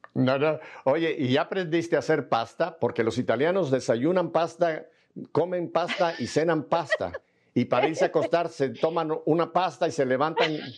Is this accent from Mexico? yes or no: yes; Mexico City, Mexico